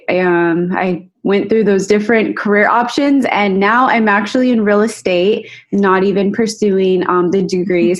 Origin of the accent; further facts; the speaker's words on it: Rancho Cucamonga, California, United States; also born or lived in West Covina, California / Pomona, California; I pretty much grew up there, went to elementary, junior high, and high school in Altaloma, California